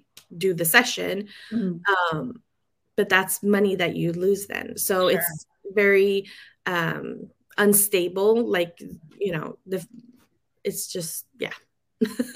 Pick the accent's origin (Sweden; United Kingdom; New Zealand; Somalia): Sweden; moved away as an adult; now in San Francisco Bay Area, United States; I'm born and raised in Sweden. I came to the States when I was 23